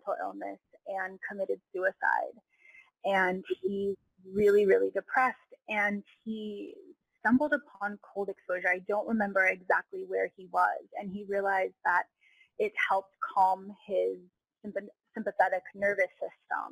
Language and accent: English; United States; also born or lived in Hawaii / California; I grew up in Hawaii and in California